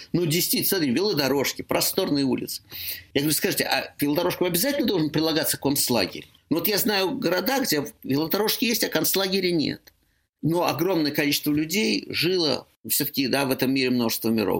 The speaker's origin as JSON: {"language": "Russian", "region": "Moscow", "country": "Russia", "moved": "as an adult", "said": "я москвич"}